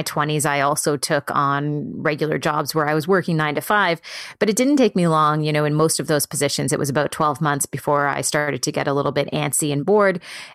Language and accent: English; Prince Edward Island, Canada; moved away; also born or lived in San Francisco; my parents, when I was growing up in Prince Edward Island, were very entrepreneurial